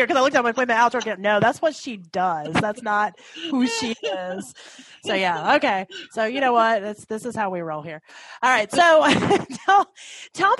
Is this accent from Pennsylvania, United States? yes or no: no; Tennessee, United States; now in Ohio, United States; I grew up in Tennessee